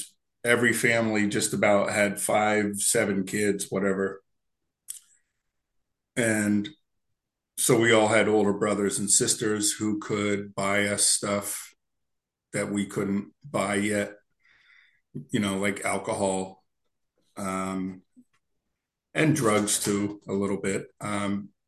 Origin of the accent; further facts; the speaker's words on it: Berwick, Pennsylvania, United States; also born or lived in Lancaster, Pennsylvania; I grew up in Berwick, Pennsylvania, a little s steel town